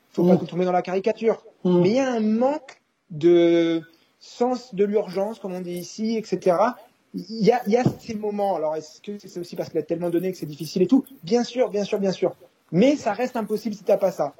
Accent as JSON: {"language": "French", "country": "France", "tie": "born or raised there", "moved": "yes", "lives_now": "United States", "said": "j'ai grandi en France"}